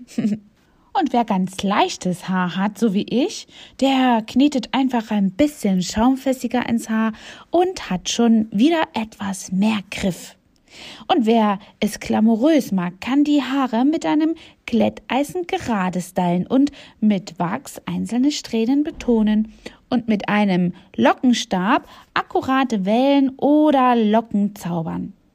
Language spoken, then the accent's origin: German; East Germany, Germany; Ich bin ja selbst in Ostdeutschland geboren